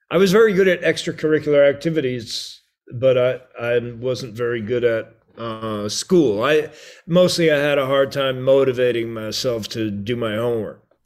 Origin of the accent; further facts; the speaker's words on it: Merrick, New York, United States; also born or lived in Brooklyn; we were born in Brooklyn. We grew up, uh, on Long Island in the town of Merrick.